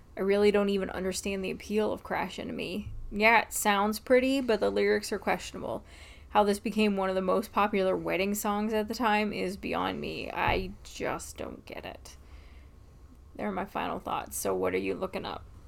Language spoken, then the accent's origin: English; United States; I'm an American.